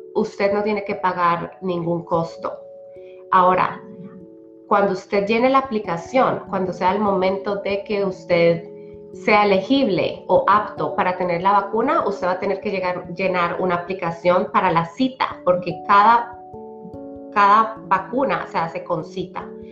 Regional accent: Colombia; also born or lived in Polk County, Iowa; now in Iowa, United States; soy originalmente de Colombia

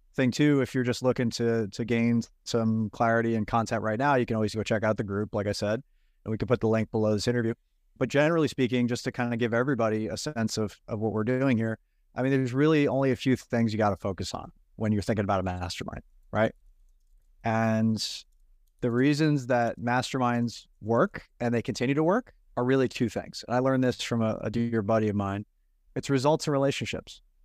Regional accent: Long Island, New York, United States; I grew up in New York at Long Island

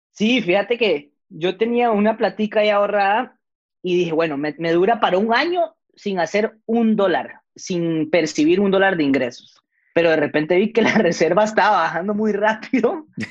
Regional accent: Costa Rica; Yo, yo nací allá, mis papás son peruanos, pero yo nací en Costa Rica

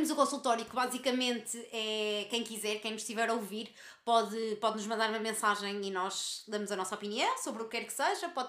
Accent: Lisbon, Portugal; Eu tenho 17 e ela 18, eu sou de Lisboa e ela de Albufeira, e por isso mesmo sempre nos habituámos à distância.

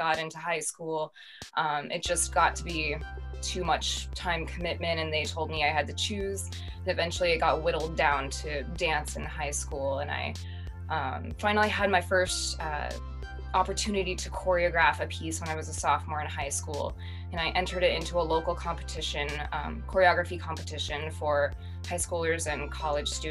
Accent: Silicon Valley, California, United States; I grew up in Silicon Valley

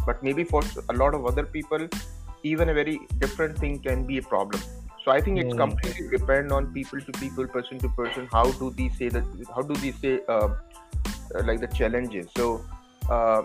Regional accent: India; now in United States; I come from India

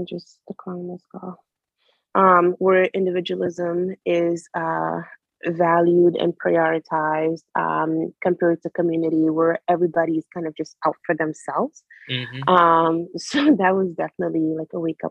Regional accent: Conakry, Guinea; now in United States; I loved growing up in Guinea. I miss my childhood in Guinea so bad

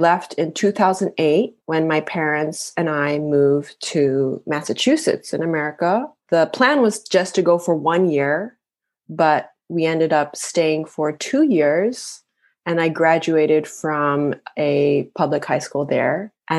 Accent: Japan; also born or lived in Boston, United States; I am half Japanese, half American. I was a missionary kid and I grew up in Japan.

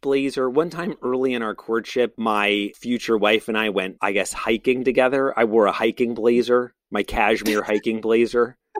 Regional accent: Brooklyn, New York, United States; I'm from Brooklyn

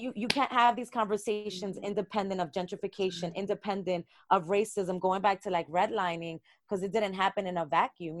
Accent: New York City, New York, United States; how our identity as people of color is so tied into neighborhoods, being from Brooklyn

